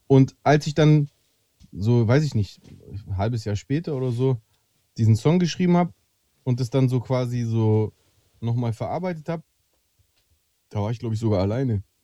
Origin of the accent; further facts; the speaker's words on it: Friedrichshafen, Baden-Württemberg, Germany; ich bin in Stuttgart aufgewachsen, Spaß.